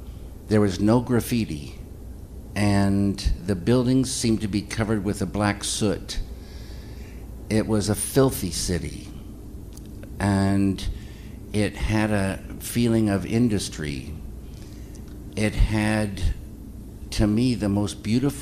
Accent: the Northwest, Pacific Northwest, United States; moved away; also born or lived in Spokane / Missoula; I grew up in the Northwest, a lot of time in the woods, small towns

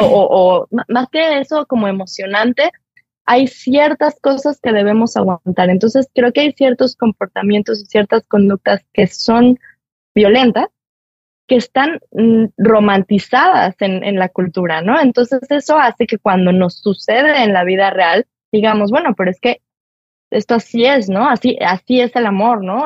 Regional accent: Mexico; como somos los mexicanos

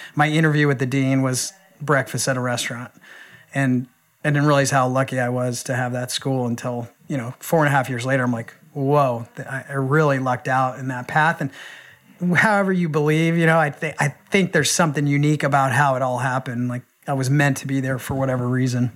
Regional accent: Phoenix, Arizona, United States; moved away as an adult; now in San Diego, United States; I grew up in Phoenix, Arizona

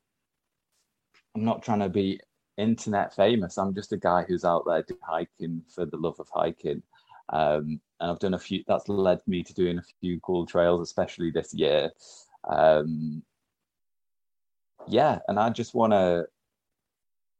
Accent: Huddersfield, Yorkshire and the Humber, United Kingdom; I'm from Huddersfield.

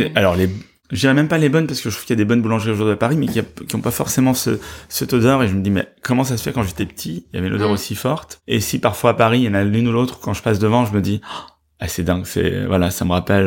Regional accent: Brussels, Brussels-Capital Region, Belgium; moved away as an adult; also born or lived in Spain; now in France; Je suis né à Bruxelles

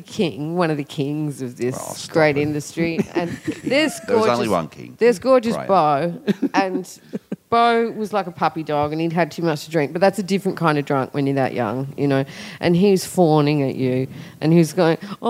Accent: Australia; Country town, Waruka

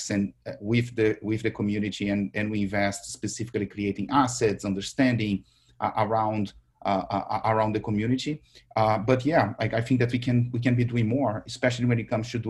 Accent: Brazil; English is a second language; I'm, Brazilian. Uh, I was born in Brazil, raised in Brazil. My dad was born in the Amazon. My mom was born in Bahia. Uh, and I lived like everywhere in Brazil.

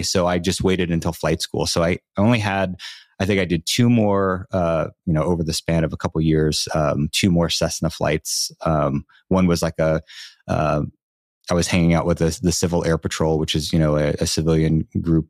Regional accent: Long Island, New York, United States; I'm from Long Island, New York

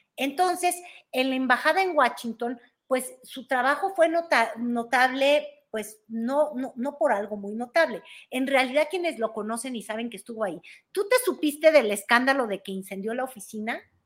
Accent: Mexico; somos los mexicanos

